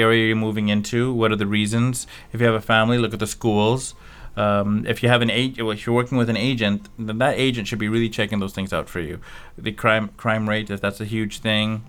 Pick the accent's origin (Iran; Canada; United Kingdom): Canada; Richmond, British Columbia; moved away as an adult; now in Surrey, Canada; I'm a Richmond from Richmond.